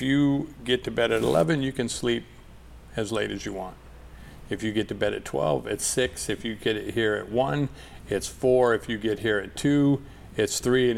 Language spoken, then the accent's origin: English; Burlington, United States; moved away; also born or lived in Minneapolis; I grew up in Burlington, and we moved there